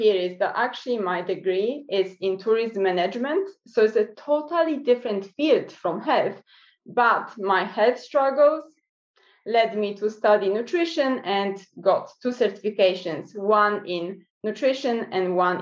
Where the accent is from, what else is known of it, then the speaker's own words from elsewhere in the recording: Poland; now in New Zealand; I'm originally from Poland, but I'm based in New Zealand